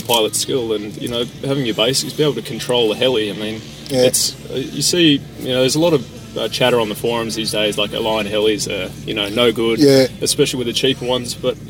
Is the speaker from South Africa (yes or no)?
yes; South Africa; also born or lived in New Zealand; No, I'm actually South African.